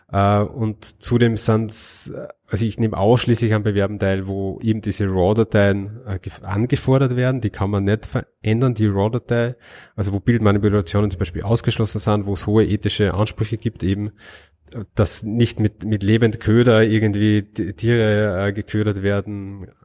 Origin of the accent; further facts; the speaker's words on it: Linz, Upper Austria, Austria; Als Österreicher